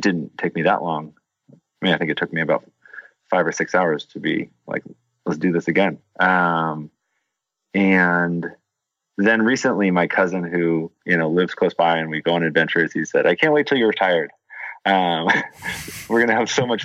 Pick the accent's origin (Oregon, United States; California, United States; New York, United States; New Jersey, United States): Oregon, United States; Portland; growing up in Portland